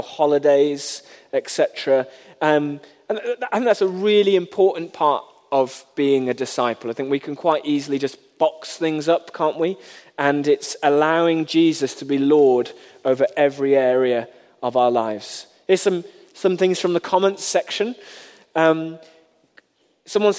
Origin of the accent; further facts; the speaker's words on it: United Kingdom; we are British